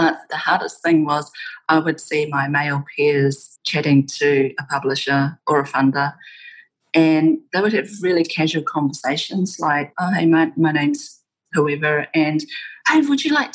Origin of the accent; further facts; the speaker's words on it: New Zealand; I'd be like, New Zealand